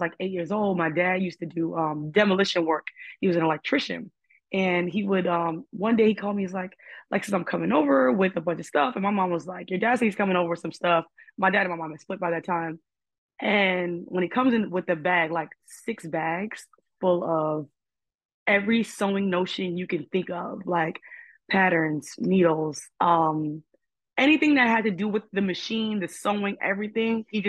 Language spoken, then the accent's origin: English; New York City, New York, United States; I'm from Harlem, and my father's side is Puerto Rican and my mom's side is Black.